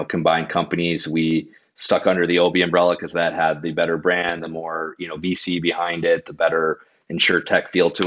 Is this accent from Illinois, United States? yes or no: no; Michigan, United States; We are all from Michigan